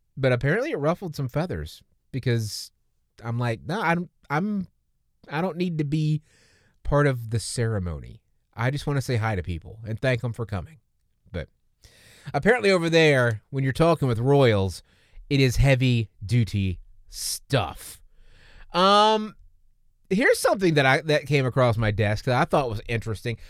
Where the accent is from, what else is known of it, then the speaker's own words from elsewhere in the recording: the South, United States; I'm from the South